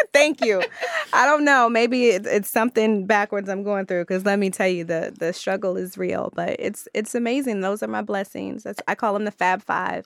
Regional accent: Maryland, United States; I'm from Maryland

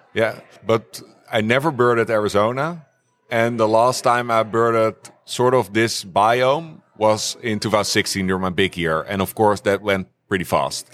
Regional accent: The Hague, South Holland, Netherlands; I grew up in The Hague, near the coast.

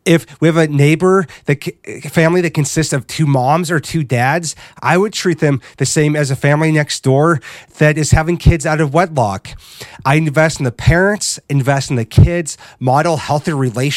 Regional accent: Midwest, United States; Growing up in the Midwest, there's always an emphasis on what kind of a family someone came from

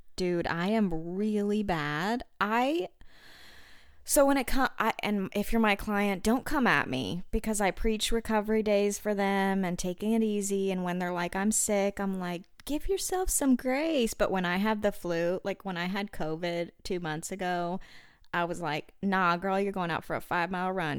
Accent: Arkansas, United States; I'm from Arkansas

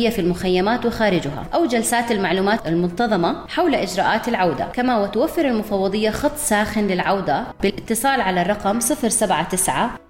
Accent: Syria; moved away as an adult; now in Jordan; لما طلعت من سوريا يعني وأنا بطريقة على الأردن كنت عارفة أني راح أكون بأمان أنا وولادي وجوزي

